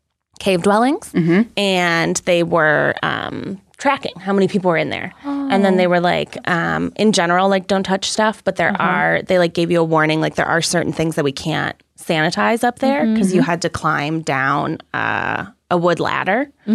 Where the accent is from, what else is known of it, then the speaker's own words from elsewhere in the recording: Great Plains, United States; I'm from the Great Plains.